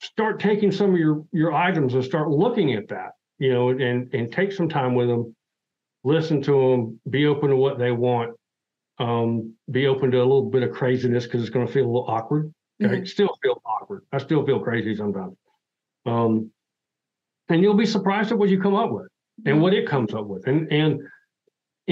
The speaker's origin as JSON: {"language": "English", "region": "Appalachia", "country": "United States", "said": "I'm Appalachian"}